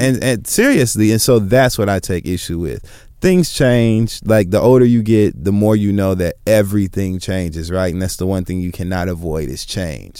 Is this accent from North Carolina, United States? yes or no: no; Michigan, United States; moved away; I'm from Michigan